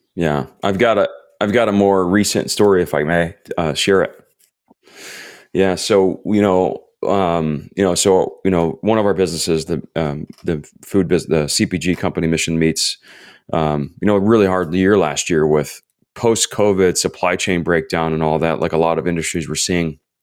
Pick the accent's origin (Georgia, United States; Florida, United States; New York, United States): Florida, United States; also born or lived in Ohio / Iowa; now in Southern California, United States; I was born in Ohio, grew up in Florida, spent twelve hour, twelve hours, oh my gosh, twelve years in Iowa